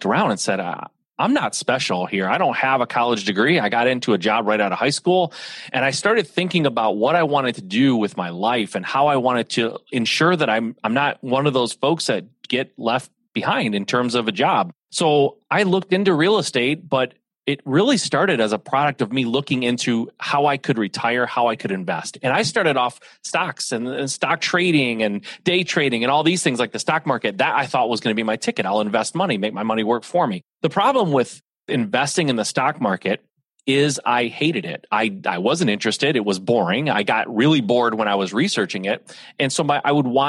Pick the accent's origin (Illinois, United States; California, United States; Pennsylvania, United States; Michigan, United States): Michigan, United States; I'm a Midwest guy, born and raised in Michigan